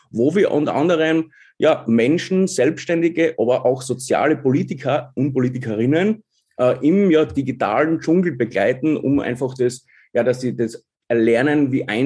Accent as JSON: {"language": "German", "region": "Styria", "country": "Austria", "tie": "born there", "said": "bin gebürtiger Obersteirer, wohne aber jetzt seit vier Jahren in wunderschönen Kärnten"}